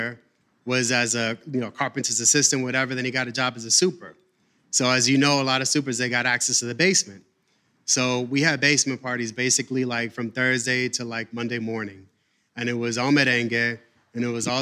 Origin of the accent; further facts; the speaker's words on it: New York City, New York, United States; I grew up in the Upper West Side of Manhattan